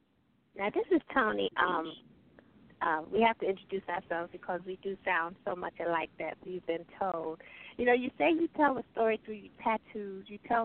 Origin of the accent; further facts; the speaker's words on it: the South, United States; I'm from the South